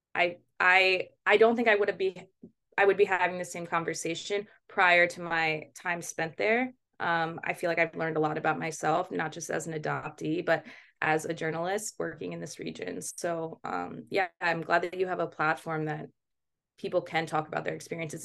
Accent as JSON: {"language": "English", "town": "Baltimore", "region": "Maryland", "country": "United States", "tie": "born or raised there", "also_born_or_lived": "Kirov, Russia", "said": "I was adopted from Russia, um, but I was raised in Baltimore"}